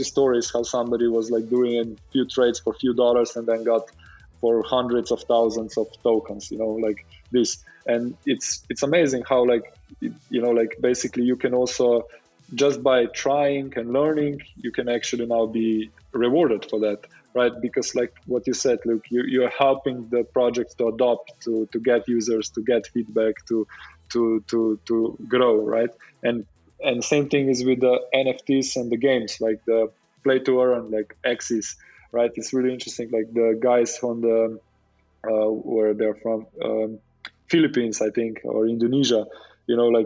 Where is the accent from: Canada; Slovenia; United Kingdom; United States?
Slovenia